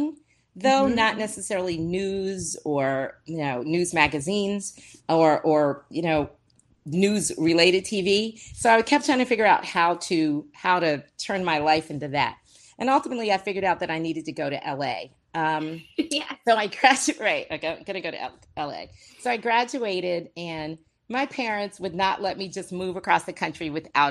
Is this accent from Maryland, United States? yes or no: yes; Brandywine, Maryland, United States; moved away as an adult; I grew up in a small town called Brandywine, Maryland, a little country town, no sidewalks, no street lights.